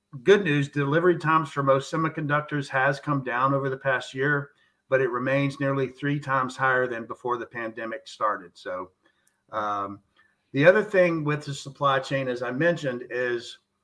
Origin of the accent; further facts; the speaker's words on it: the South, United States; I'm from the South